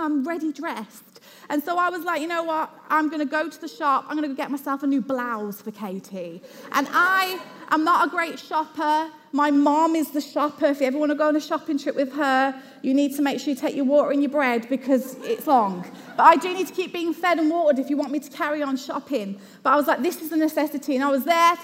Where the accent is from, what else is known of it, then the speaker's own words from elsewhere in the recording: Luton, East of England, United Kingdom; I'm from Luton